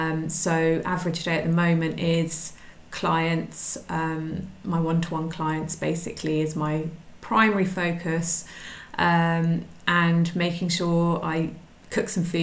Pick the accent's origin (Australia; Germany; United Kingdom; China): United Kingdom; South West England; also born or lived in Suffolk / Brighton / London; now in France; I'm originally from the UK, from England. I grew up I've moved around quite a lot. So I was born in Suffolk and then spent most of my sort of teenage life in the West Country